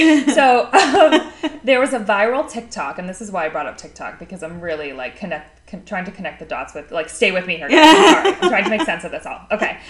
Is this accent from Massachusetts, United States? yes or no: no; South Florida, United States; also born or lived in Syracuse; I grew up in South Florida.